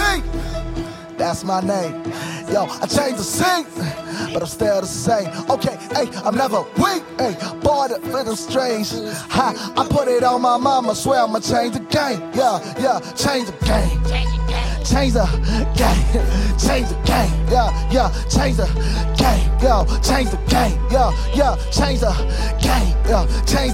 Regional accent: Krugersdorp, Gauteng, South Africa; I'm born and raised in Kagiso, Krugersdorp. You know, Gauteng.

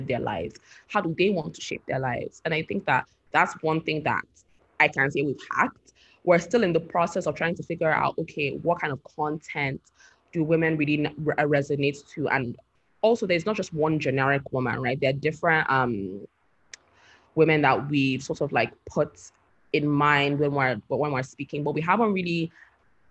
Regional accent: Nigeria; as Nigerian youth

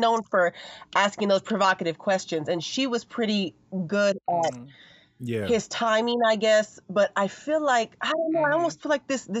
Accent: Los Angeles, California, United States; I'm from Los Angeles

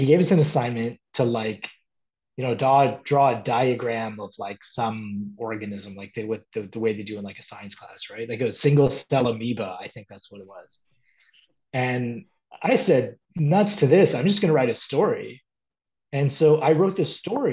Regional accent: Toronto, Ontario, Canada; I was born and raised in Toronto

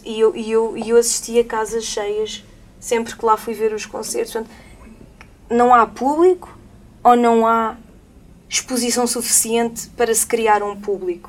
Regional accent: Lisbon, Portugal; now in Madeira, Portugal; madeirense de gema, nascida ali em Alvalade.

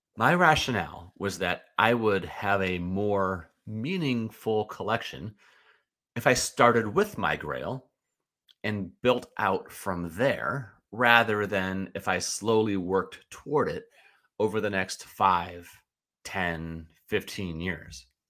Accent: St. Louis, Missouri, United States; I grew up in Saint Louis and remain a Cardinals fan

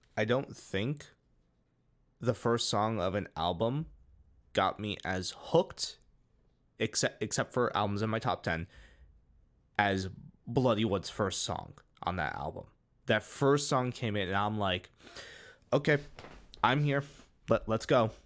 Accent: United States; we're both from the United States

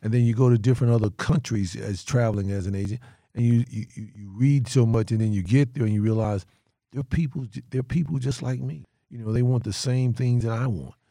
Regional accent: North Carolina, United States; moved away as an adult; also born or lived in Detroit; I am from North Carolina going into Detroit, uh, huge metropolitan city

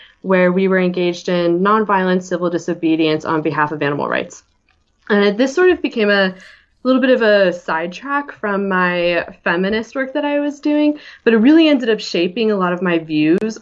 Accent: Philadelphia, Pennsylvania, United States; also born or lived in Ithaca, New York; I'm from Philly, and I went to school up at Ithaca, New York

